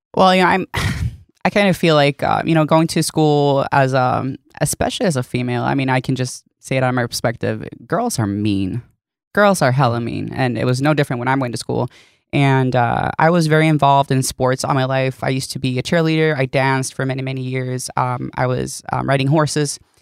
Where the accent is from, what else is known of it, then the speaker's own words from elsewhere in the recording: Sweden; first language Swedish; English is a second language; moved away; that's my first language